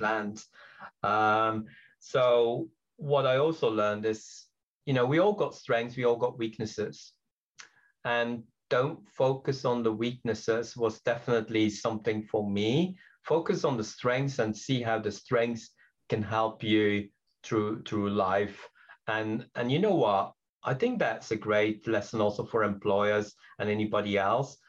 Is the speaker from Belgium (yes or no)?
yes; Belgium; English is a second language; also born or lived in Britain; now in United Kingdom; I'm originally from Belgium. English is my third language. I came to Britain, oh, very long time ago